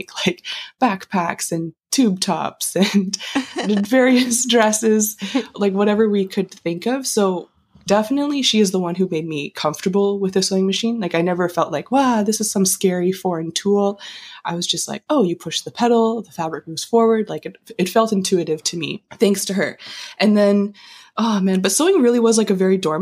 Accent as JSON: {"language": "English", "town": "Calgary", "region": "Alberta", "country": "Canada", "tie": "born or raised there", "also_born_or_lived": "Kingston", "moved": "as an adult", "lives_now": "Toronto, Canada", "said": "I grew up in Calgary"}